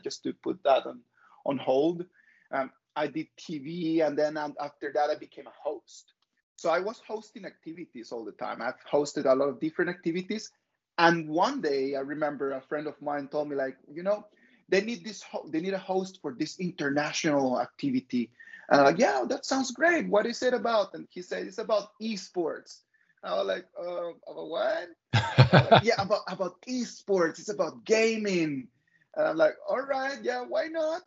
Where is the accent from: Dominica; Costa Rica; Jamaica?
Costa Rica; moved away as an adult; now in Beijing, China; I'm from Costa Rica. I moved to China 14 years ago, a long time ago.